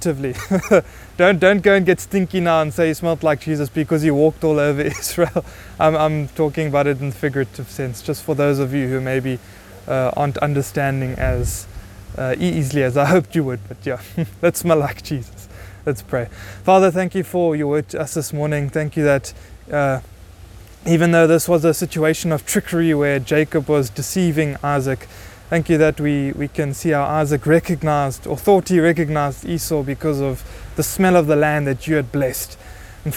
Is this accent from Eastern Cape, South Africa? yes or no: yes; Buffalo City, Eastern Cape, South Africa; we are from Buffalo City